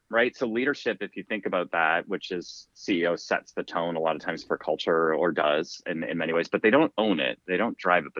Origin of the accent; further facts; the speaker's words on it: Canada; also born or lived in Toronto, Canada; as a kid and growing up in Canada, I played a lot of hockey